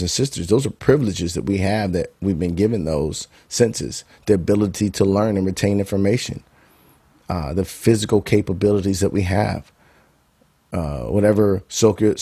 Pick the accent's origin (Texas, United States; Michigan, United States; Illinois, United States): Illinois, United States; Bolingbrook; moved away as an adult; also born or lived in Chicago, Illinois / Akron, Ohio; I was born and raised in Chicago, southwest suburbs, born on the west side. So shout out to Bolingbrook, the Brook. Spend my formidable years there